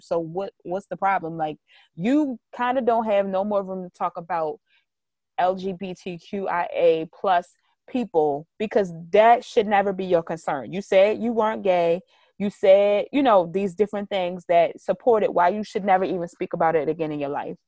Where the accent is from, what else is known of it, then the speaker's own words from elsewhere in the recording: Baltimore, Maryland, United States; I'm really from Baltimore